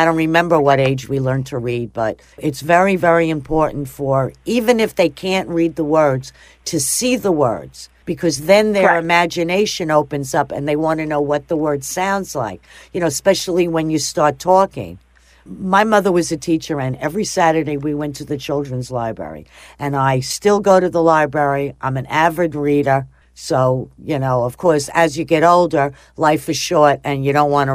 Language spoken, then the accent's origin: English; Long Island, New York, United States; now in Florida, United States; I'm originally from New York